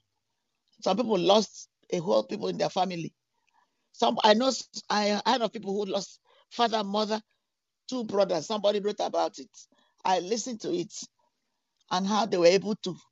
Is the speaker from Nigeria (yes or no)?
yes; Nigeria; now in Europe; I'm from Nigeria